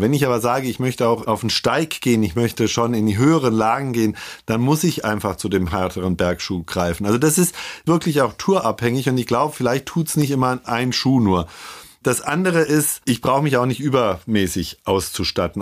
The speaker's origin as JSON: {"language": "German", "region": "Hesse", "country": "Germany", "moved": "yes", "lives_now": "Ingolstadt, Germany", "said": "ich bin Hesse"}